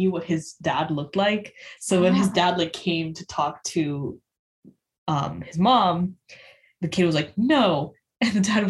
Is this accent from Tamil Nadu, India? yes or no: no; Maharashtra, India; I'm from West India, mm-hmm. from the state of Maharashtra.